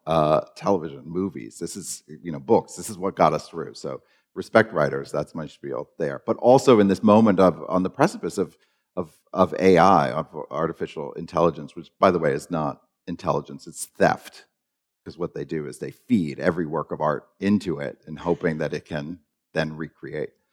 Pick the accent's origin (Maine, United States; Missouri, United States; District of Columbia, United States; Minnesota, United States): Maine, United States; I grew up in Maine